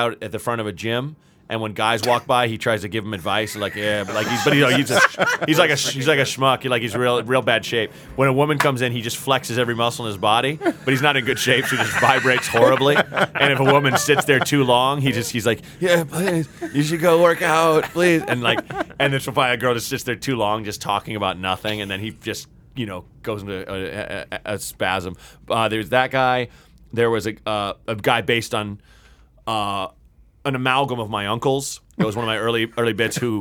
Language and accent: English; Portland, Oregon, United States; moved away as an adult; also born or lived in Evanston, Illinois / New York / Chicago; I was actually born just outside Chicago in Evanston, and then my parents left when I was 2 years old, and I grew up in Portland, Oregon